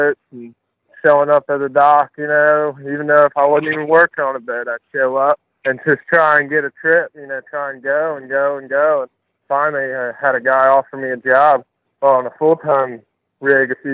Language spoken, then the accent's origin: English; Suffolk, Virginia, United States; I grew up in Suffolk, Virginia